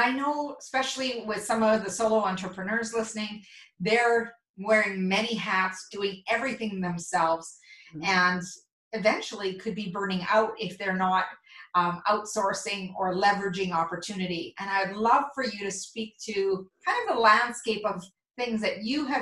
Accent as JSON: {"language": "English", "town": "Mundare", "region": "Alberta", "country": "Canada", "tie": "born or raised there", "said": "my hometown of Mundare, Alberta"}